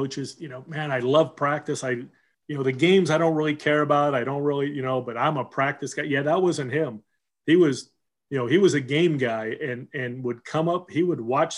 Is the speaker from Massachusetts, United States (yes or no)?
no; Southern California, United States; also born or lived in Seattle, Washington; we moved from Seattle to Southern California